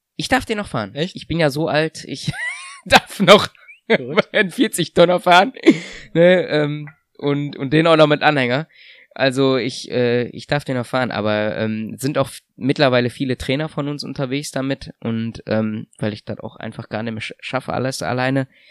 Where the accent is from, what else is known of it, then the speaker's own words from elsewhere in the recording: Germany; also born or lived in Russia; als Deutscher